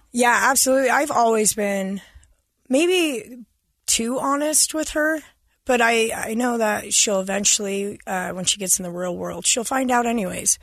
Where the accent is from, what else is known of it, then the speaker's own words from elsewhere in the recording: Farr West, Utah, United States; I grew up in Far West.